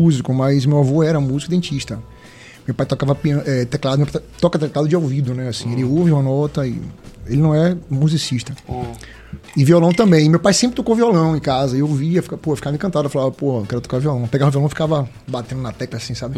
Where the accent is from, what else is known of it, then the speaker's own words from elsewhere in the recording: Northeast Region, Brazil; sou nordestino, tá no meu sangue